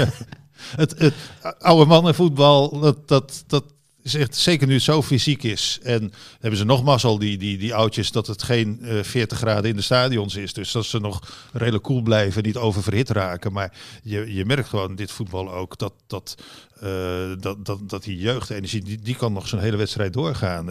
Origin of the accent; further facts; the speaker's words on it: Netherlands; hier in Nederland